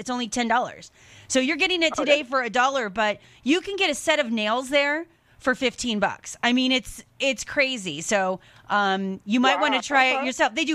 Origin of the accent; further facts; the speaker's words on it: Seattle, Washington, United States; I was born and raised in the Seattle area